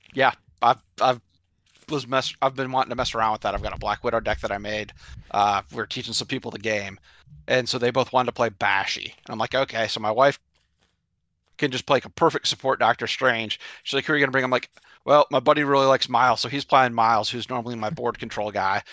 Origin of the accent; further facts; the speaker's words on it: Nashville, Tennessee, United States; I am from Nashville, Tennessee